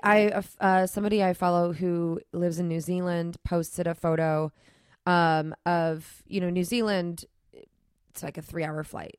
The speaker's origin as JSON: {"language": "English", "region": "Florida", "country": "United States", "said": "I'm from Florida, and we don't, we have the tall palm trees too"}